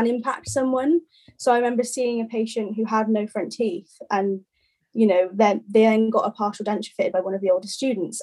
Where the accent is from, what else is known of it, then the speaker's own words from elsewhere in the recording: Wales, United Kingdom; I'm actually from Wales